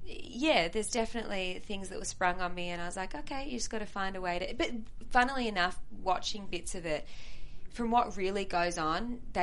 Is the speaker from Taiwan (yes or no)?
no; Australia; moved away as an adult; I come from Australia